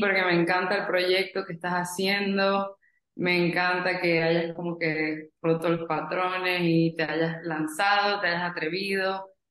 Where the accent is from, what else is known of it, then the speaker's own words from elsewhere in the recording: Venezuela; moved away as an adult; now in United States; yo soy de Venezuela, tengo 26 años, 4 años viviendo en Estados Unidos